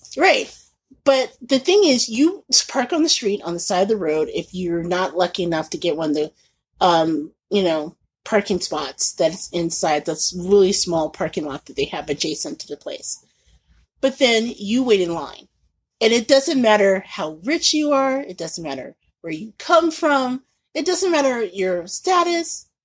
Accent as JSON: {"language": "English", "town": "Indianapolis", "region": "Indiana", "country": "United States", "tie": "born or raised there", "moved": "yes", "said": "growing up in Indianapolis"}